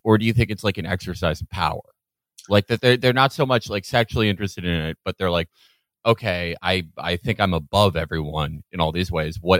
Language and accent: English; Chicago, Illinois, United States; I'm from Chicago